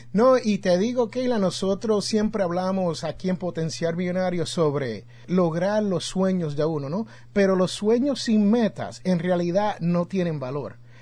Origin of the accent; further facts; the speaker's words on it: Jersey City, New Jersey, United States; now in Alabama, United States; yo soy de Jersey City, New Jersey